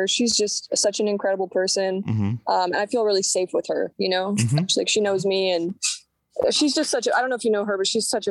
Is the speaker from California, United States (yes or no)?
yes; Oakland, California, United States; also born or lived in Sacramento; I guess I consider Oakland and Sacramento to be my hometown, because I moved around a lot growing up